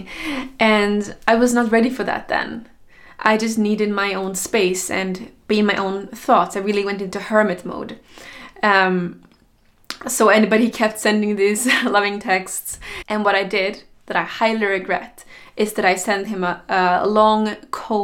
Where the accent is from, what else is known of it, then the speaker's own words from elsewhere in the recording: Sweden; I went back to Sweden, my home country